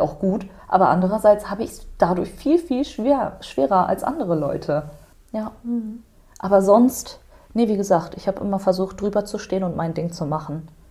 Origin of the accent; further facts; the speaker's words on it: Germany; bin in Deutschland geboren, ich bin hier aufgewachsen